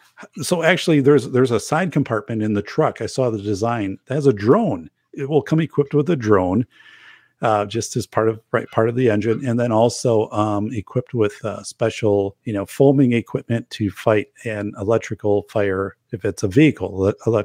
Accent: northern Wisconsin, United States; my hometown, which is northern Wisconsin

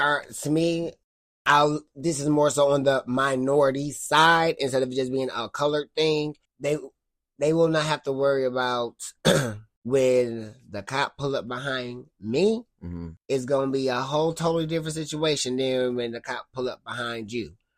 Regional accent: Cleveland, Ohio, United States; also born or lived in Twinsburg; I'm from Cleveland

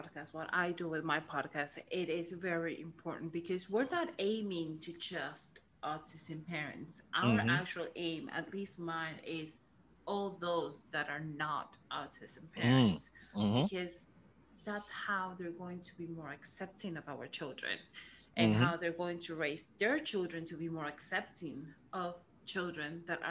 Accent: Miami, Florida, United States; English is a second language; moved away; also born or lived in Argentina; So, as I said before, I grew up in Miami, but I'm originally from Argentina.

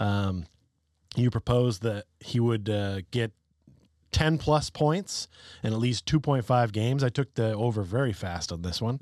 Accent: Connecticut, United States; we're from the Nutmeg State.

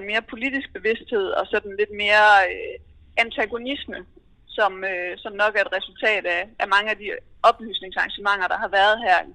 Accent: Denmark; Og da han hørte, jeg var fra Danmark

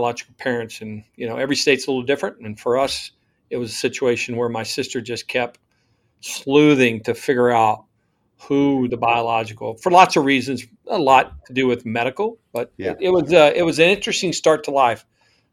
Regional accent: Amarillo, Texas, United States; I was born in the panhandle of Texas on Route 66 in Amarillo, Texas

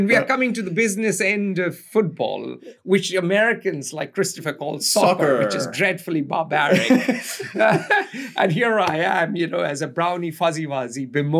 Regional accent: India

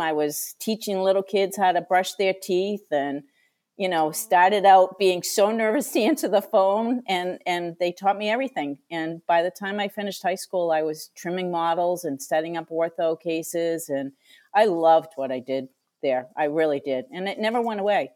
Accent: Franklin, Massachusetts, United States; I grew up in Franklin, Massachusetts

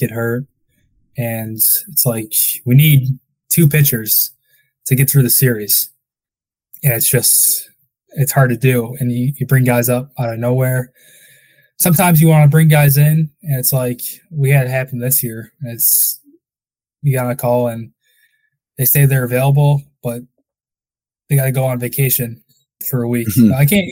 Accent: Crestwood, Illinois, United States; I grew up in Crestwood, so Windy City

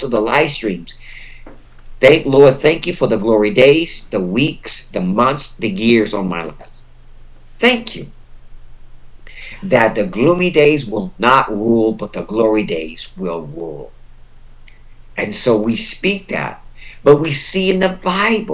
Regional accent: United States; I was born and raised in the United States

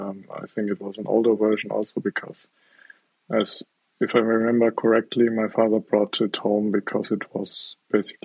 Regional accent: South Germany, Germany; I'm from South Germany. That's where I grew up and that's where I'm now

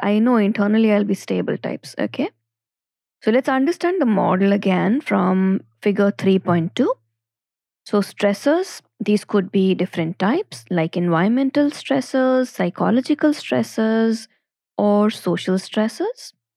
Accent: Ajmer, Rajasthan, India; also born or lived in Jaipur; now in Delhi NCR, India; I'm from Ajmer, my first city of movement was Jaipur, and now I am in a different city, Delhi N C R

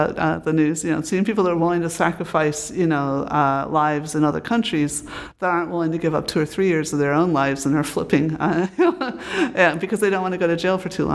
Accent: United States; moved away as an adult; also born or lived in Britain; when I came here again as an American

